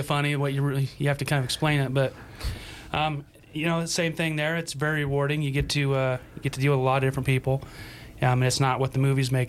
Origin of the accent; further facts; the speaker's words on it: Sublette County, Wyoming, United States; moved away as an adult; also born or lived in Willamette Valley, Oregon; I grew up here in Wyoming, over on the other side of the state, in Sublette County.